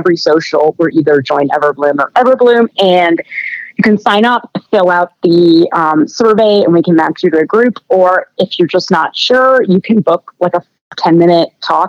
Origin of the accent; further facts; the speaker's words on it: Canada; I'm Canadian